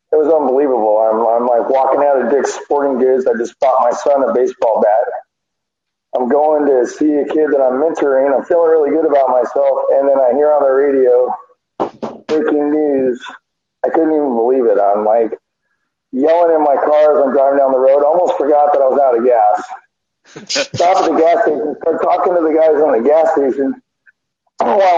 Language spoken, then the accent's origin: English; Southern California, United States; I'm 53, so I've been a fan since the early 70s when my stepfather introduced me to it. I had a Mexican stepfather, growing up in Southern California